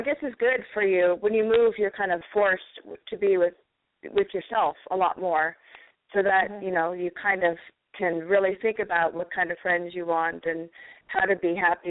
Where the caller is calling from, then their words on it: Washington, United States; I'm calling from Washington State.